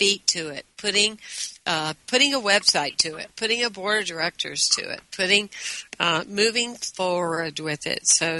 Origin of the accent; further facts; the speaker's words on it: the South, United States; I told you I was bilingual. You truly are, but I'm English and Southern.